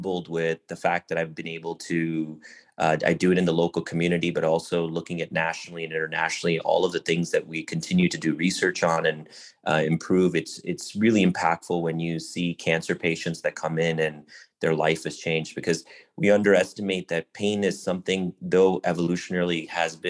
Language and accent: English; Buffalo, New York, United States; also born or lived in southern India / Chicago; growing up in Buffalo, New York, I was part of the typical South Asian culture